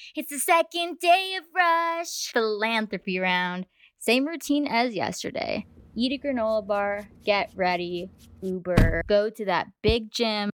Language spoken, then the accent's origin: English; New York City, New York, United States; moved away; I'm from New York City